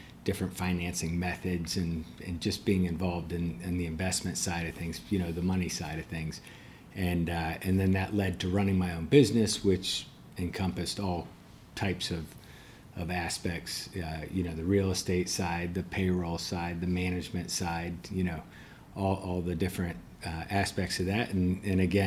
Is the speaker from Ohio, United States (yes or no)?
yes; Columbus, Ohio, United States; I was born and raised in Columbus, Ohio, a few miles from Ohio State University.